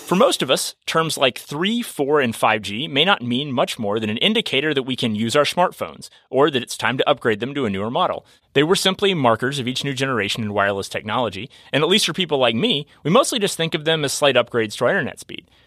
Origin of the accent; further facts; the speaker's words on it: Kentucky, United States; I'm a Kentucky native